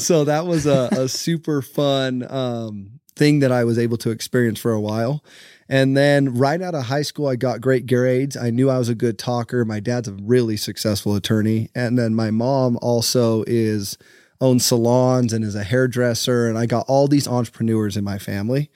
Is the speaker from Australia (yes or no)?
no; St. George, Utah, United States; I born and raised in St. George, Utah